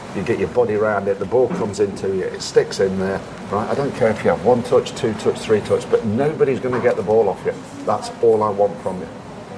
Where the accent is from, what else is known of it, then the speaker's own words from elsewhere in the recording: United Kingdom; I would look at a European striker based on the fact that I'm a British striker and think, God, he's lazy, right?